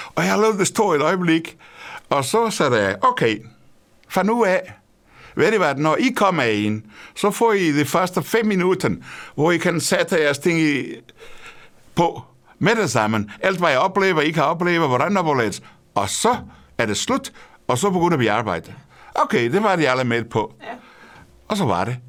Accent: Portugal; Danish is a second language; moved away as an adult; now in Denmark; Portugal, hvor jeg kommer fra

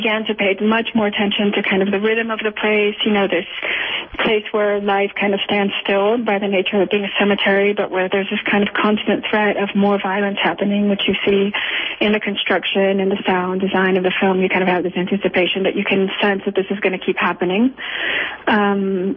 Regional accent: Culiacán, Sinaloa, Mexico; I was raised in Culiacan, which is the city where the cemetery is

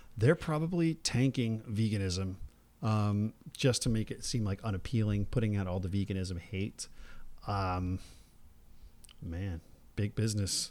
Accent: New Jersey, United States; now in California, United States; I grew up in New Jersey.

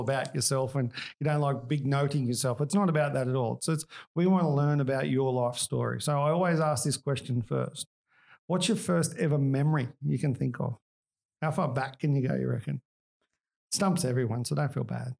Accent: Australia; I am Australian

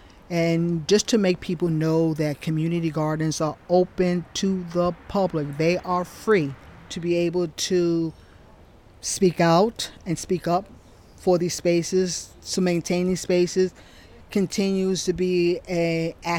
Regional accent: New York City, New York, United States; I grew up in New York

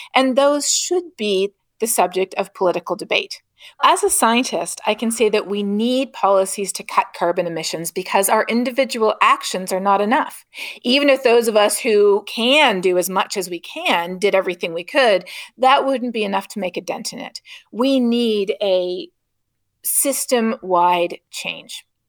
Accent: Canada; moved away; growing up in Canada

